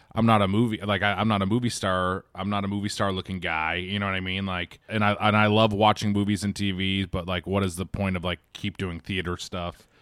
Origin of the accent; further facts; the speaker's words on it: Quincy, Massachusetts, United States; as a kid in, in Quincy, Massachusetts